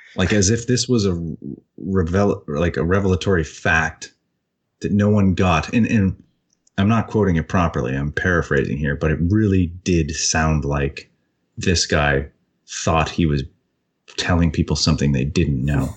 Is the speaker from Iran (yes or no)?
no; Canada; I don't speak French, as embarrassing as that is as a Canadian